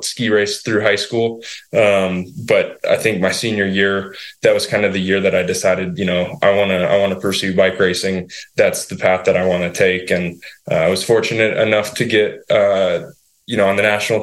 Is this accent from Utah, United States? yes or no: yes; Utah, United States; moved away as an adult; now in Vermont, United States; I grew up in Utah